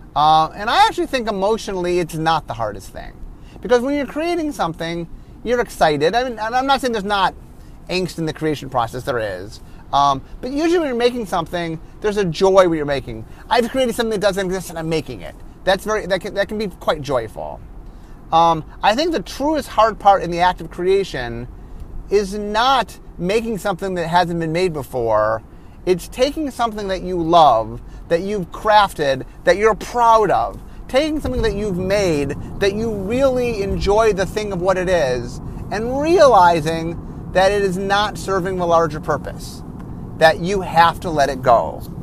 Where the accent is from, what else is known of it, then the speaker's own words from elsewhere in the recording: Cleveland, Ohio, United States; I grew up in Cleveland